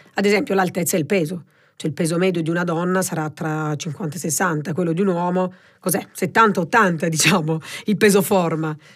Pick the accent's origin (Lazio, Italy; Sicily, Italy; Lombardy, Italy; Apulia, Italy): Apulia, Italy; Presicce; moved away as an adult; now in Milan, Italy; Quindi a Presice, diciamo, nel mio paese, che è in provincia di Lecce, quindi un paese piccolino